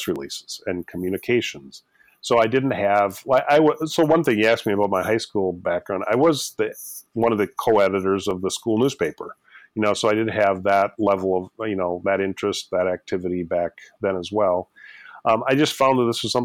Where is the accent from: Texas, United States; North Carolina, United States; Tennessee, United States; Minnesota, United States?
Minnesota, United States; Austin; also born or lived in Twin Cities suburb, Minnesota; Ended up running for state representative as a 21-year-old in Austin, Minnesota, my hometown